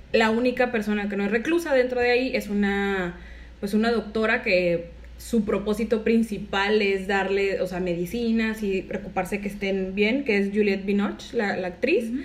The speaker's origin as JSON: {"language": "Spanish", "town": "Monterrey", "region": "Nuevo León", "country": "Mexico", "said": "los que somos de acá de Monterrey"}